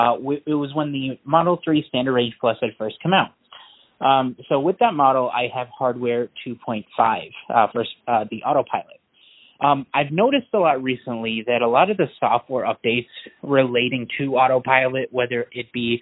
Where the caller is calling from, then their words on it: Minneapolis, Minnesota, United States; I'm calling from Minneapolis.